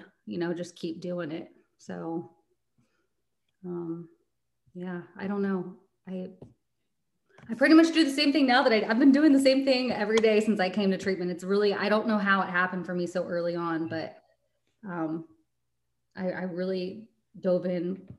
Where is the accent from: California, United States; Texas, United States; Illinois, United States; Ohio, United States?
Texas, United States; Dallas; I'm from Dallas, Texas.